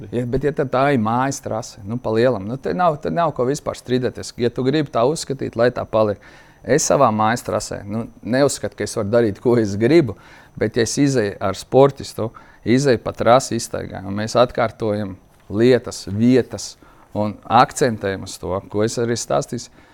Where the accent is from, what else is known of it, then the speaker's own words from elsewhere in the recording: Latvia; Mēs esam latvieši, vienādāk runājuši